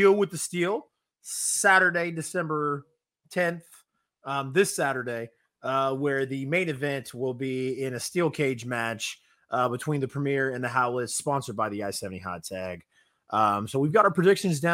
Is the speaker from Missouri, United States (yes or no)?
yes; Raymore, Missouri, United States; Growing up in Raymore and living in Raymore